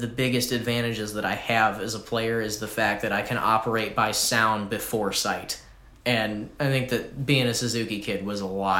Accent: Columbia, Missouri, United States; I'm from Missouri.

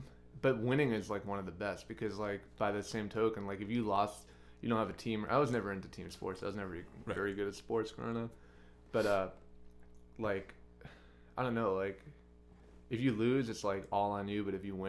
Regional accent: Brooklyn, New York, United States; where I grew up in Brooklyn, right near this boxing gym called Gleason Gym, which is like a pretty famous.

